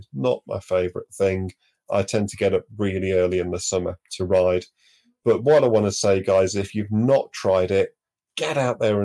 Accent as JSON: {"language": "English", "town": "Manchester", "region": "North West England", "country": "United Kingdom", "tie": "born or raised there", "also_born_or_lived": "Devon", "moved": "yes", "said": "growing up in Manchester"}